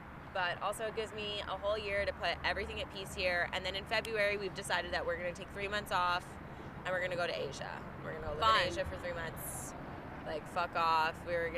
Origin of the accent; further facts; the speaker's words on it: Canada; I was born here in Canada. This is my roots